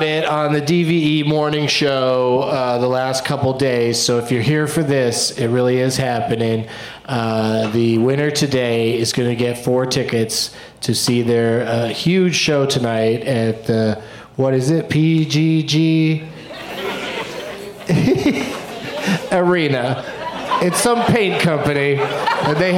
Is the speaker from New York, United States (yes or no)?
no; San Diego, California, United States; I grew up in San Diego where for a while we had the Gulls